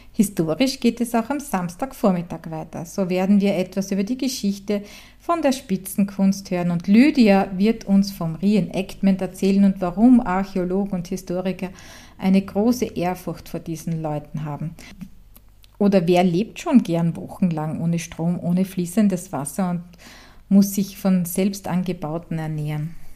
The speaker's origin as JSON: {"language": "German", "region": "Styria", "country": "Austria", "tie": "born or raised there", "said": "aus meiner Heimat in der grünen Steiermark"}